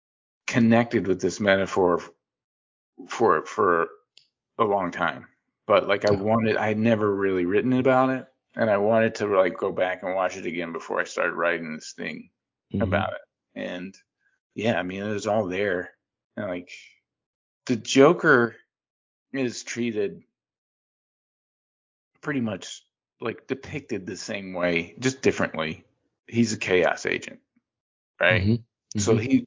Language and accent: English; Bastrop, Louisiana, United States; growing up in Bastrop was very interesting